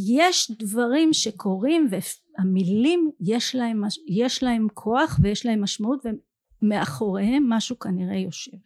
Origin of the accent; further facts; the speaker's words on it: Ramla, Central District, Israel; אני גדלתי ברמלה במשפחה משכילה